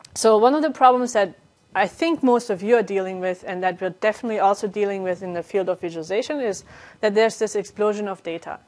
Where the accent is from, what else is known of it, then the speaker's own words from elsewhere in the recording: Germany; moved away as an adult; also born or lived in Calgary, Canada / Netherlands; now in France; I'm originally from Germany, and I got my degree there